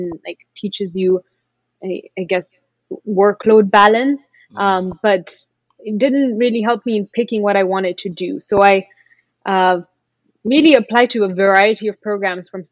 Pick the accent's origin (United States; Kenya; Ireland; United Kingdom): Kenya; moved away as an adult; now in Canada; I'm Kenyan, born and raised, very much miss home